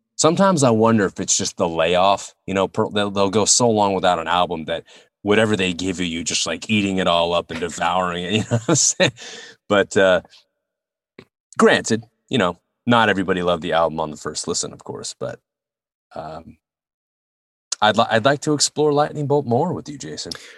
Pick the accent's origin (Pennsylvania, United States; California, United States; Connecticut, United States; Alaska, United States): California, United States; Northern; Growing up in Northern Calif-, C, California where I did, I lived near a, a town called Colma